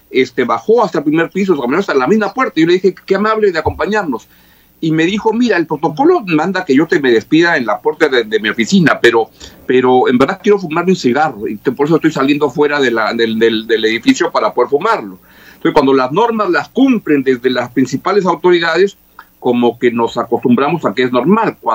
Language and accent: Spanish; Peru; Somos los peruanos muy diferentes a, ciudadanos de otros países.